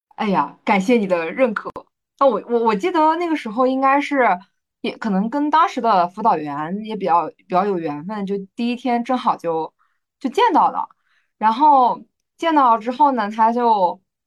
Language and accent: Chinese; southern Yellow Sea coast, Jiangsu, China; 我们家乡那边的那个海呢，它是属于，呃，就是南黄海